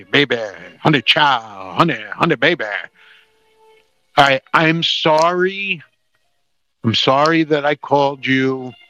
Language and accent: English; New Jersey, United States; We are stupid comedians from New Jersey